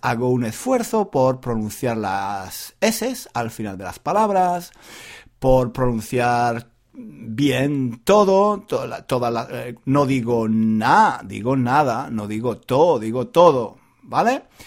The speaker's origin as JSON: {"language": "Spanish", "town": "Granada", "region": "Andalusia", "country": "Spain", "accent": "Andalusian (Granada)", "said": "Yo soy español. Y además te voy a decir una cosa, no solo soy español, sino que soy andaluz. Y no solo soy andaluz, soy de Granada"}